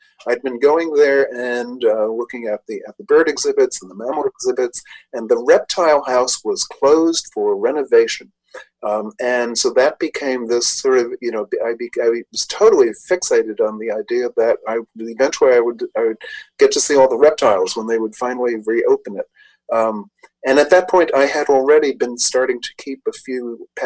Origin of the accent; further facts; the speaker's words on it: New York City, New York, United States; I grew up in New York City in the Bronx